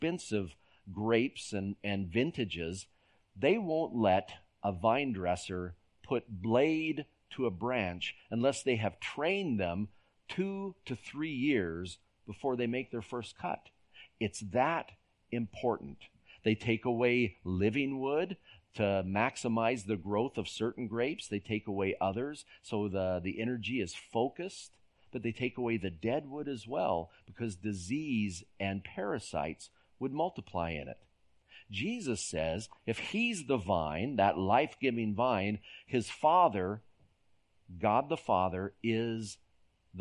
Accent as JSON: {"language": "English", "town": "San Jose", "region": "California", "country": "United States", "tie": "born or raised there", "moved": "yes", "said": "When I was a boy growing up in San Jose, California, we lived in a valley"}